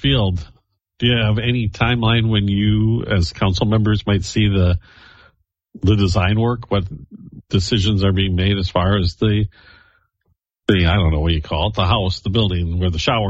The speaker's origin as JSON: {"language": "English", "town": "Rochester", "region": "Minnesota", "country": "United States", "tie": "born or raised there", "said": "I've lived here my entire life and I grew up in Northwest Rochester."}